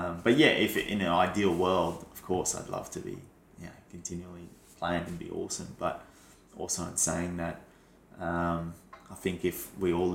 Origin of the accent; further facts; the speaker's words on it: Brisbane, Queensland, Australia; moved away; because I'm from Brisbane originally, I'd go there watching, you know, footy teams play all through my childhood.